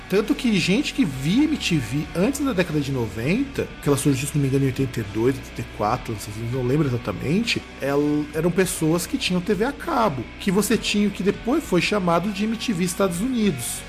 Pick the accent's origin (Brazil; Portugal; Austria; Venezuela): Brazil; para nós como brasileiros